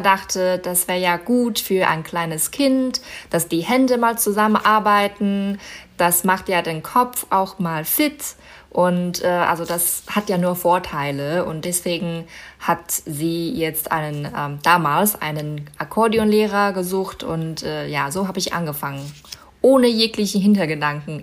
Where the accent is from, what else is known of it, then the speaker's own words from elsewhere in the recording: Baotou, Inner Mongolia, China; moved away; Bauto heißt meine Heimatstadt